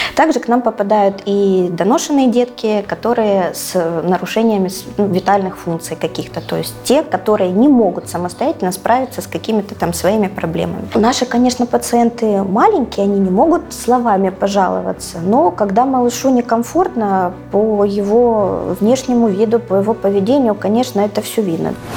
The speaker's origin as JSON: {"language": "Russian", "town": "Donetsk", "region": "Donetsk Oblast", "country": "Ukraine", "tie": "born or raised there", "said": "Донецк это все-таки, конечно, моя родина. Ну, я родилась здесь, родилась в Донецке"}